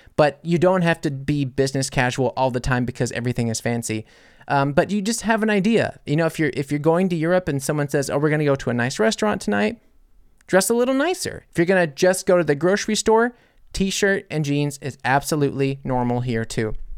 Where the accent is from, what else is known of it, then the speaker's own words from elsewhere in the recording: United States; I'm American